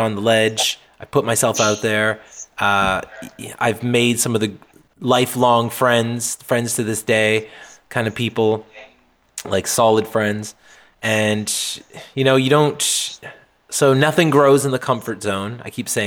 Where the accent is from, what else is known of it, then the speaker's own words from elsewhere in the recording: New Brunswick, Canada; also born or lived in Nova Scotia; I grew up primarily in New Brunswick and then also in Nova Scotia, which is the next province down.